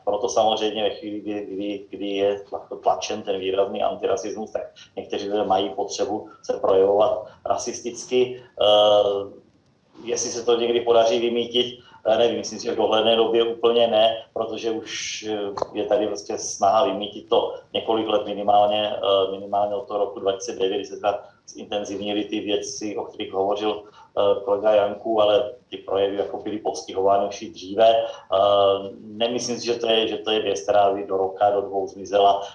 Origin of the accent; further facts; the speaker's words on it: Brno, South Moravian Region, Czechia; brněnského klubu, odkud pocházím